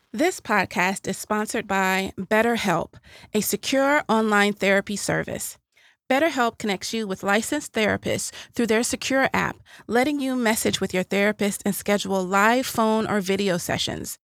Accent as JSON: {"language": "English", "region": "the South", "country": "United States", "said": "I'm from the South"}